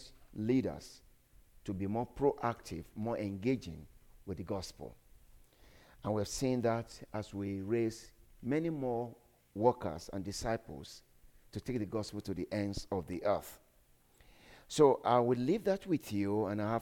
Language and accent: English; Nigeria; I come from Nigeria